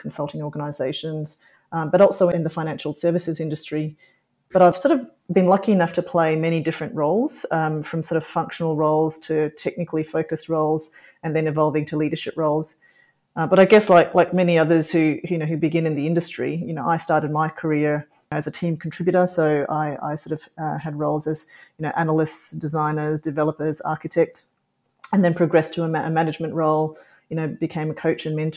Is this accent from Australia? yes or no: yes; Australia; also born or lived in Singapore; I was born in Singapore and I've got an Indian cultural heritage, but I've grown up pretty much in Australia